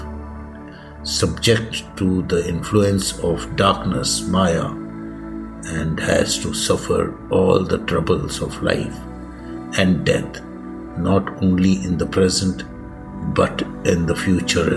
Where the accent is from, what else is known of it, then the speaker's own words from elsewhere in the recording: India; I am the Indian monk.